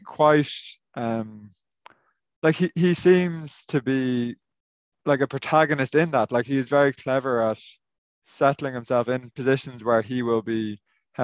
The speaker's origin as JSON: {"language": "English", "country": "Ireland", "lives_now": "Northern Ireland, United Kingdom", "said": "As an Irishman who works in Northern Ireland"}